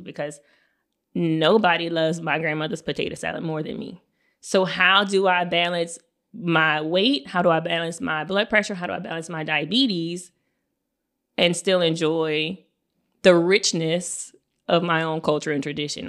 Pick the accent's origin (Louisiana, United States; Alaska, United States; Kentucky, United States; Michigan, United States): Louisiana, United States; South; in our neighborhood where we grew up in La Paz